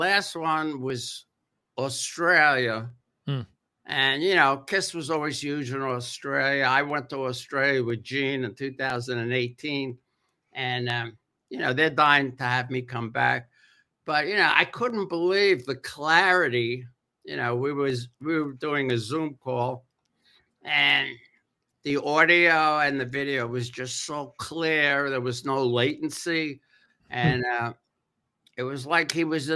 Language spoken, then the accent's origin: English; New York City, New York, United States; moved away; also born or lived in California; I grew up in the Bronx.